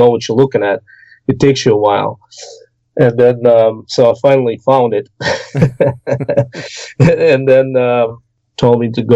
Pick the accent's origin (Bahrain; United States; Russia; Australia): Russia; Orenburg, Orenburg Oblast; moved away; I grew up in the Urals. In the south foothills of southern Urals, in the city of Orenburg